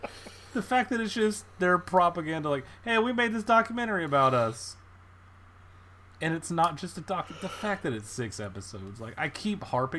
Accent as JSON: {"language": "English", "region": "Texas", "country": "United States", "said": "I'm from Texas"}